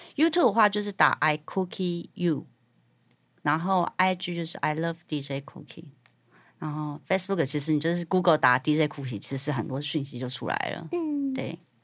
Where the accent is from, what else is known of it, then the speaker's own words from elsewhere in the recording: Taiwan; 我是台湾人